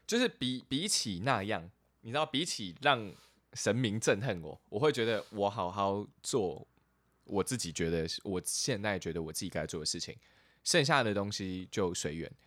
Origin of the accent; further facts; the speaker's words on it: Chiayi, Taiwan; 我出生在嘉义